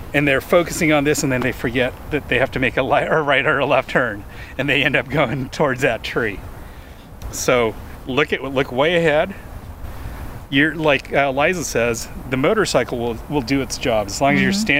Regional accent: California, United States; I grew up in California

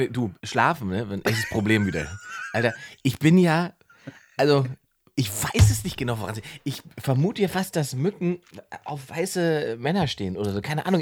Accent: Germany; ich bin ja Deutscher

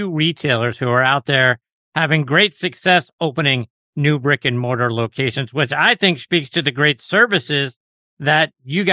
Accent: Pittsburgh, Pennsylvania, United States; moved away; my hometown of Pittsburgh

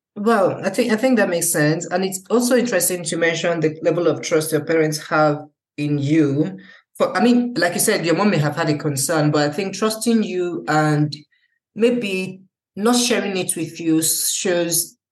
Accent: Nigeria; now in Germany; being a Nigerian and seeing how things are in Nigeria

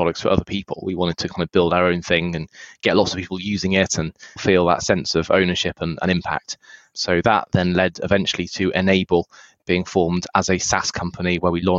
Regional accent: United Kingdom; moved away as an adult; also born or lived in United States; now in San Francisco, United States; I was born in the UK, spent a lot of years there before moving to the US.

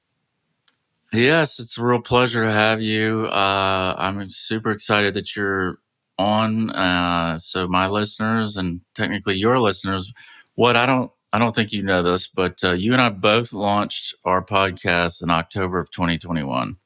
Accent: Savannah, Georgia, United States; my hometown of Savannah, Georgia

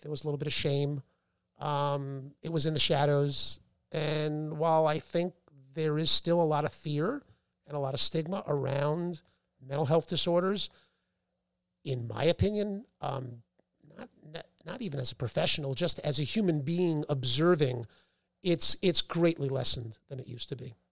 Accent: New Rochelle, New York, United States; also born or lived in Boston; I grew up in Westchester, New Rochelle

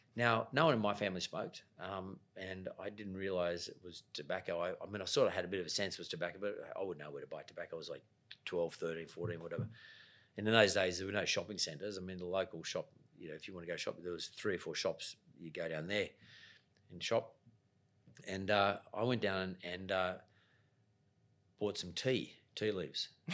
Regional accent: Sydney, New South Wales, Australia; I'm a kid, grew up in the west suburbs of Sydney. I grew up in Punch Bowl, went to school in Lakemba.

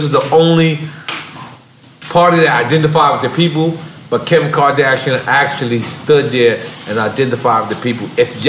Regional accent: New York City, New York, United States; I'm not from Queensbridge at all, from Left Rack motherfucking city, which is 20 fucking minutes away.

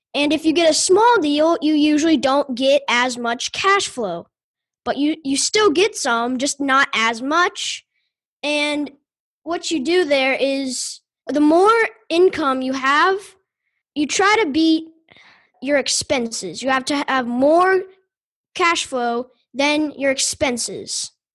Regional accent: Louisville, Kentucky, United States; also born or lived in Fisherville, Kentucky; I'm from Louisville, Kentucky

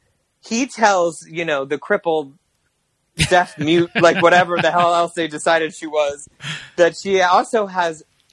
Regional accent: Maryland, United States; also born or lived in Los Angeles, United States; now in New York, United States; I'm from Maryland

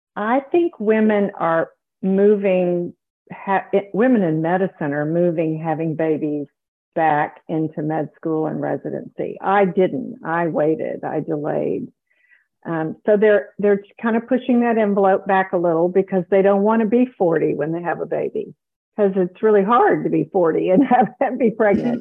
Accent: South Carolina, United States; moved away as an adult; also born or lived in Dallas, Texas; I grew up in South Carolina

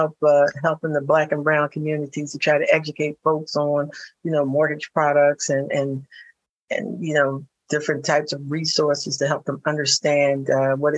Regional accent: Philadelphia, Pennsylvania, United States; I grew up in North Philadelphia

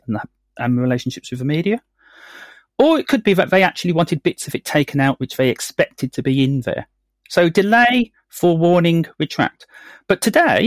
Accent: Birmingham, West Midlands, United Kingdom; I'm from Birmingham. I was brought up with the wonderful West Midlands Serious Crime Squad all around.

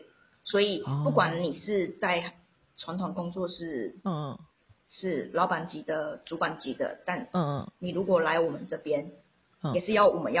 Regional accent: Xiushui, Changhua County, Taiwan; accent: Taiwanese Mandarin; first language Taiwanese Hokkien; Chinese is a second language; 因为我是乡下小孩，彰化秀水那边的人。

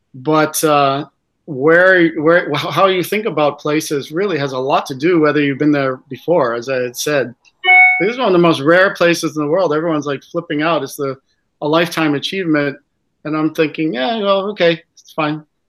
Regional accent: United States; as an American

